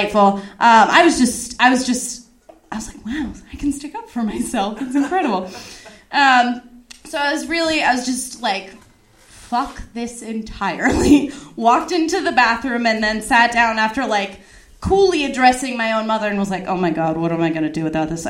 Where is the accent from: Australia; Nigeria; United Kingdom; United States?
United States; Simi Valley, California; my hometown